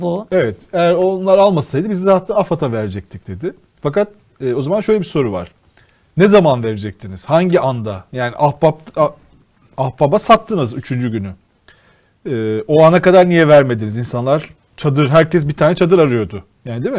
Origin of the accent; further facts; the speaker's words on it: Rize Province, Turkey; Mesela ben Rizeliyim.